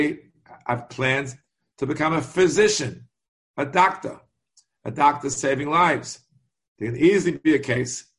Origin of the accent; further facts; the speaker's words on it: New York, United States; I'm a New Yorker